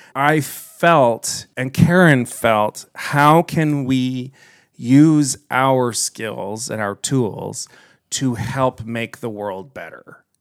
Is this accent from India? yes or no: no; Kitchener, Ontario, Canada; I grew up here in Kitchener